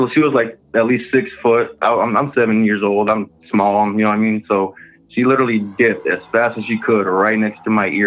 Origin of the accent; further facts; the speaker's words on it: Texas, United States; moved away as an adult; now in Michigan, United States; I'm originally from Texas, but I moved up here in Michigan a couple years ago